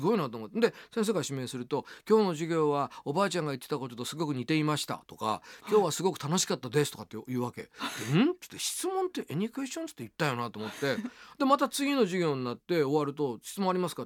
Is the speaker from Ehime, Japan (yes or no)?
yes; Niihama, Ehime, Japan; now in Tokyo, Japan; 僕 は愛媛県の新居浜ってとこ